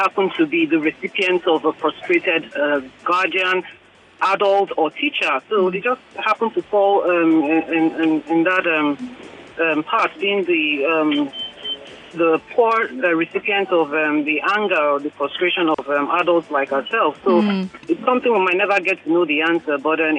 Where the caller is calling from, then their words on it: Lekki, Lagos, Nigeria; from Lekki.